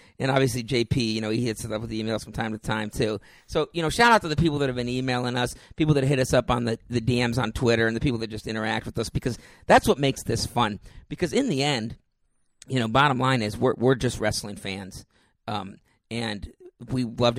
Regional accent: New Mexico, United States; born there; He heard that I was born in New Mexico

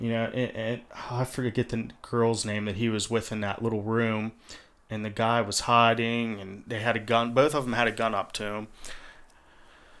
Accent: Memphis, Tennessee, United States; I'm from Memphis

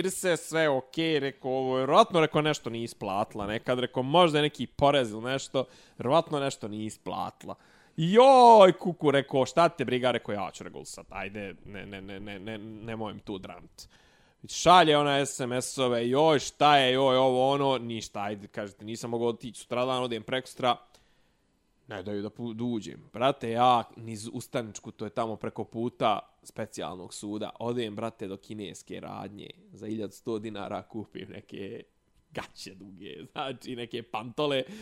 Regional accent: Gračanica, Federation of Bosnia and Herzegovina, Bosnia & Herzegovina; rekao iz Gračance, rekao, ali ne kosovske, nego bosanske.

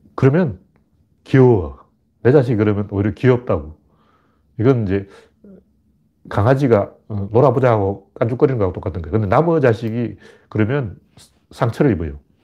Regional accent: Gyeongju, North Gyeongsang, South Korea; 경주가 제 고향이에요.

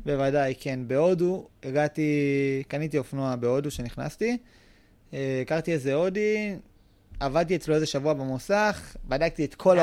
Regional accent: Israel; לאבא שלי יש משק, כאילו, אנחנו מושבניקים

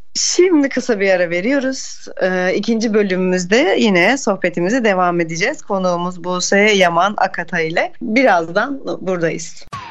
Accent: Aegean Region, Turkey; bir Ege'li olarak ben

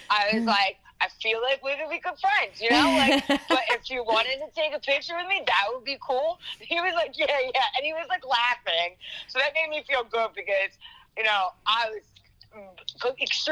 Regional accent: Philadelphia area, Pennsylvania, United States; also born or lived in Delaware County, Pennsylvania / Bucks County, Pennsylvania; now in Mullica Hill, United States; I've been in the Philadelphia area my entire life. You know, I was Delaware County in Pennsylvania, then I was Bucks County, then I'm Gloucester County, which is in Jersey.

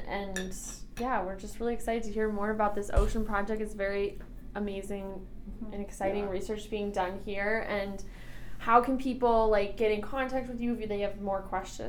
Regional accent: Southern California, United States; now in Vermont, United States; I grew up in Southern California

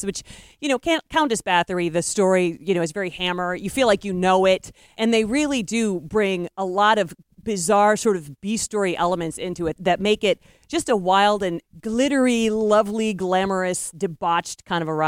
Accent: Tiffin, Ohio, United States; moved away; my hometown of Tiffin

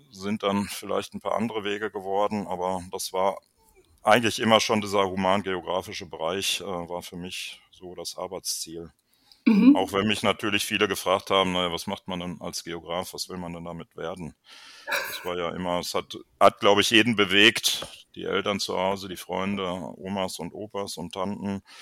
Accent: Arnsberg, North Rhine-Westphalia, Germany; Ja, ich bin im Sauerland groß geworden

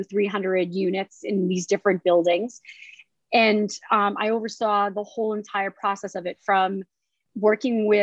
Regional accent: about 25-30 miles north of Boston, Massachusetts, United States; I'm born and raised in Massachusetts, grew up about 25, 30 miles north of Boston

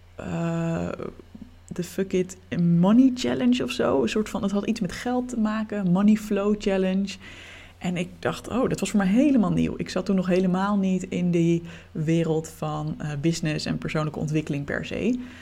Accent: Leiden, South Holland, Netherlands; we bleken allebei uit Leiden te komen

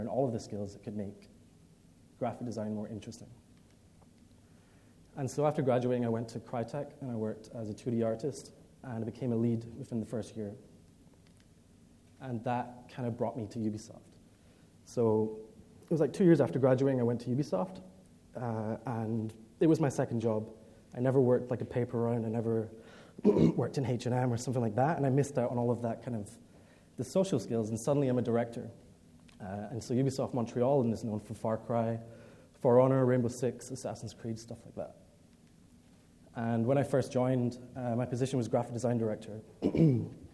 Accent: Edinburgh, Scotland, United Kingdom; I'm from Scotland. Grew up in Edinburgh, spent pretty much all my life there, despite my accent.

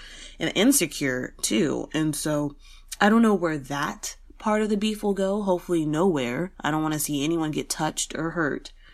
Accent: San Antonio, Texas, United States; San Antonio is my hometown, born and raised in Texas

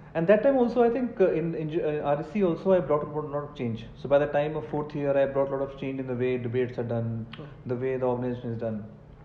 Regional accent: Moga, Punjab, India; English is a second language; moved away as an adult; now in Bangalore, India; I was brought up in a very small town called Moga in Punjab. And even till plus two, I couldn't speak a word of English.

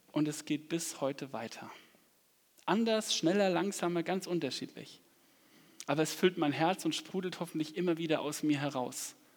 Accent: Aschaffenburg, Bavaria, Germany; ich komme aus Aschaffenburg so gebürtig

